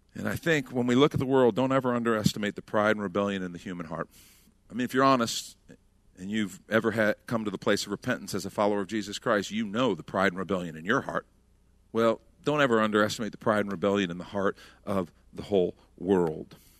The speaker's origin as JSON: {"language": "English", "country": "United States", "said": "as Americans who, honestly, we grew up saying, for God and country"}